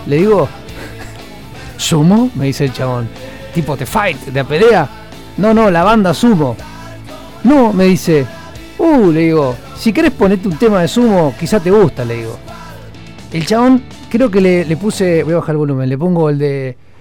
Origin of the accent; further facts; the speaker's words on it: Argentina; Yo soy de Argentina